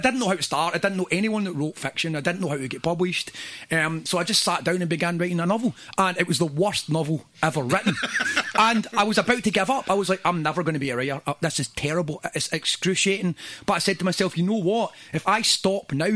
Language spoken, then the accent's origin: English; Airdrie, Scotland, United Kingdom; also born or lived in Glasgow; I grew up in Airdrie